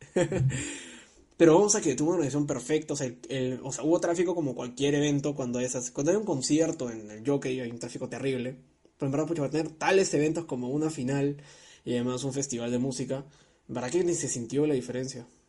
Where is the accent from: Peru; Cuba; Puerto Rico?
Peru; a mí como, como peruano